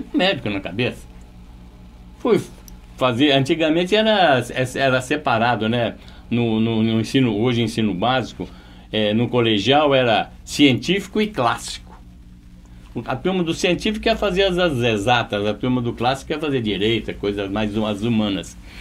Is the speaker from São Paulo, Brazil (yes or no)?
yes; Presidente Venceslau, São Paulo, Brazil; also born or lived in Monte Santo de Minas / Curitiba; a nossa infância aqui em Venceslau foi uma infância extremamente agradável